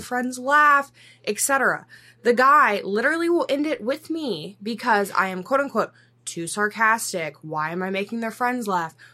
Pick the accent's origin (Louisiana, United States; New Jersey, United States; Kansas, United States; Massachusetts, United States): Louisiana, United States; moved away as an adult; now in Los Angeles, United States; I'm originally from Louisiana. I've lived in L A for five, six years now